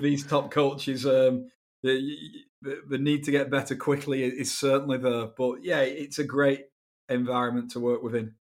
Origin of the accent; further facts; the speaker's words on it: Wigan, North West England, United Kingdom; where I was brought up in England, uh, a, a t, a town in the northwest called Wigan